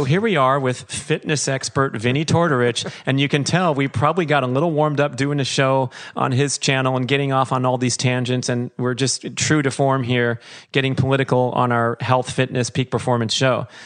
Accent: Los Angeles, California, United States; I'm sitting here in beautiful Woodland Hills, California, my hometown

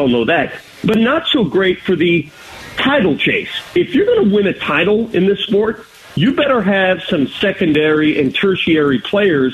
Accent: Denver, Colorado, United States; also born or lived in Phoenix, Arizona; I've been in Denver ever since, which is my hometown.

